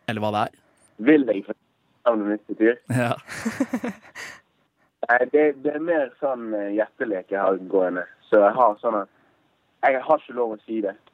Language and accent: Norwegian; Bergen, Vestland, Norway; Jeg er fra Bergen.